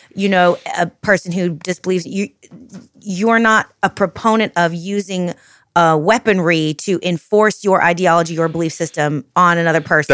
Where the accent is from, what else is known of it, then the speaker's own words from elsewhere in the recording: United States; my identity as American